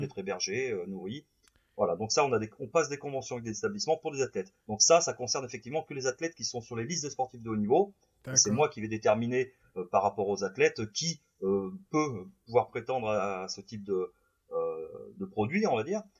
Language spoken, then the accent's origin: French; Saint-Marcellin, Auvergne-Rhône-Alpes, France; je suis originaire de Saint-Marcelin dans l'Isère.